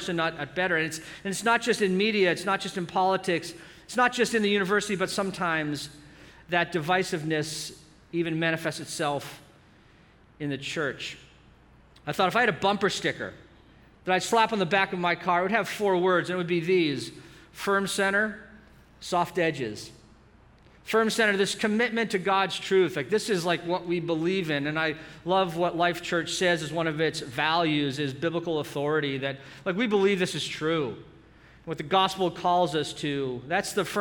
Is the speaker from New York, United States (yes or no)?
no; Boston, Massachusetts, United States; moved away as an adult; now in Southern California, United States; I'm a Boston native